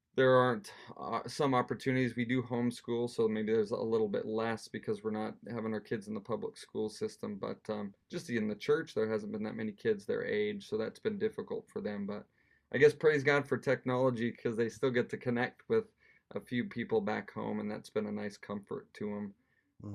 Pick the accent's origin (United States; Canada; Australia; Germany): United States; Wyoming; moved away as an adult; now in Edinburgh, United Kingdom; we come from Wyoming, which is quite rural. You know, the biggest town we ever lived in was thirty thousand